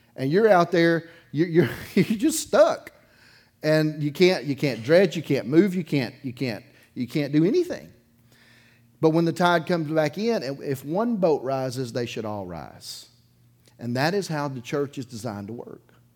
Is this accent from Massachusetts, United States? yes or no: no; Dauphin Island, Alabama, United States; I grew up on the Gulf Coast. I grew up on Dauphin Island